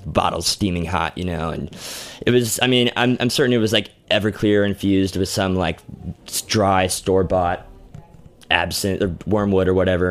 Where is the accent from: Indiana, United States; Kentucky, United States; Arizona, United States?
Arizona, United States; Tucson; growing up in Tucson